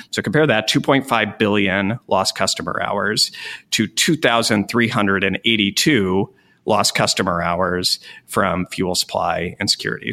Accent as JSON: {"language": "English", "region": "Wyoming", "country": "United States", "tie": "born or raised there", "said": "I grew up in Wyoming"}